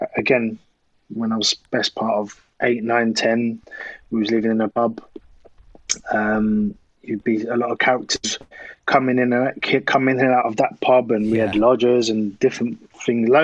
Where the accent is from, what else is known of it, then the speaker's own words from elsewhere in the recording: Croydon, London, United Kingdom; also born or lived in Thornton Heath / South East England; I'm from South London originally. So I was born in Croydon